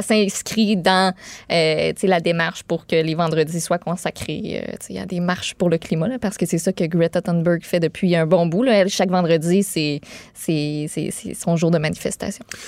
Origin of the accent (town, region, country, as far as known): Quebec, Canada